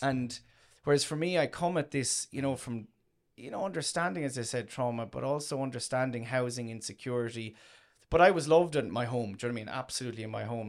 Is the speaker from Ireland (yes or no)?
yes; Tramore, Munster, Ireland; I come from Tremor originally, um, in County Waterford